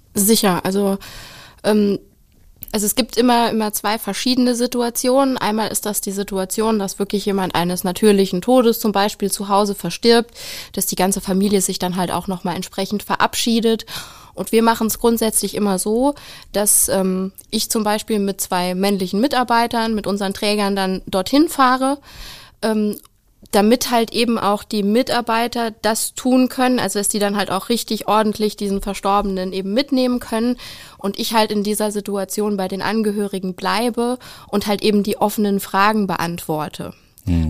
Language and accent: German; Saarland, Germany; ich komme aus dem schönen kleinen Saarland